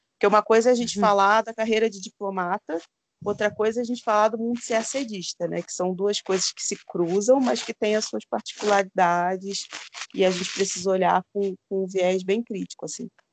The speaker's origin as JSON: {"language": "Portuguese", "region": "Rio de Janeiro", "country": "Brazil", "moved": "as an adult", "lives_now": "Minas Gerais, Brazil", "said": "Eu venho da periferia do Rio de Janeiro"}